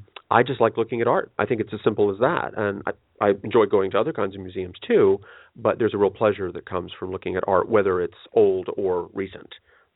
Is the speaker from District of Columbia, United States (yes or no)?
yes; Washington, District of Columbia, United States; I came from Washington, D.C. That's my hometown. And I was the only child of two parents who were 40 when I was born.